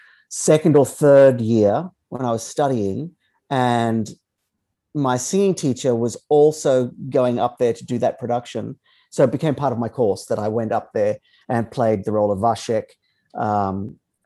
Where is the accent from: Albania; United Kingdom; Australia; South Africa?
Australia; Innisfail, Queensland; I grew up in Northern Queensland in a very small town called Innisfail